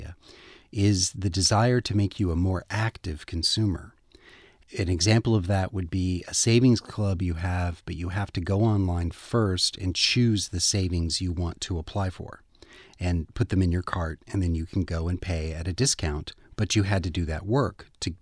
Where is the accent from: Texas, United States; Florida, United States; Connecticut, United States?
Texas, United States; Fort Worth; I grew up in Fort Worth, Texas